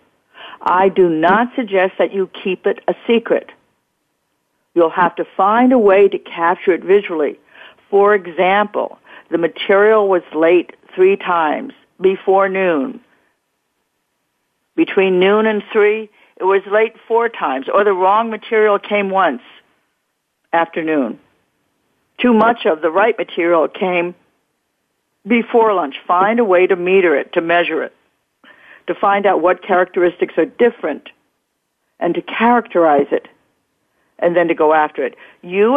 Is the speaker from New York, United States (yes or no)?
yes; New York City, New York, United States; the East Coast, my hometown